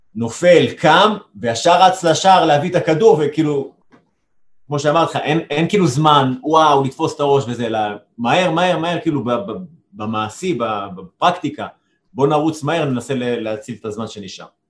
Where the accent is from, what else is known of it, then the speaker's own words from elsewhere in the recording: Jerusalem, Jerusalem District, Israel; אני אה, אומנם ירושלמי, אבל גדלתי בצד, בצד האדום